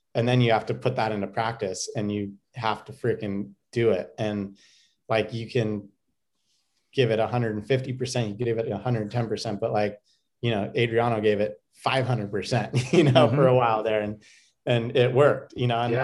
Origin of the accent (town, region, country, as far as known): United States